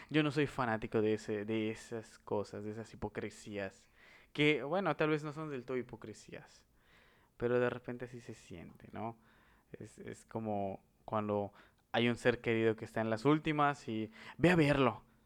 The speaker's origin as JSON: {"language": "Spanish", "country": "Mexico"}